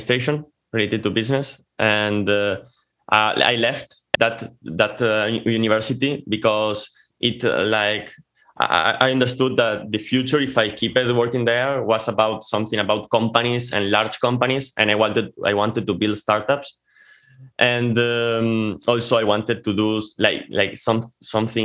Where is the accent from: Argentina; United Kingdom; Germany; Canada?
Argentina; first language Spanish; English is a second language; also born or lived in Córdoba, Argentina / Italy; I'm from Argentina. From the 0 to 5 years, I lived here in Cordoba.